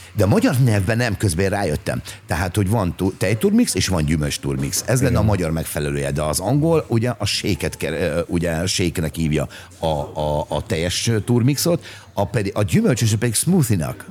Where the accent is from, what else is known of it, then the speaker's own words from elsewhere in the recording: Hungary; igazából Magyarországról jöttem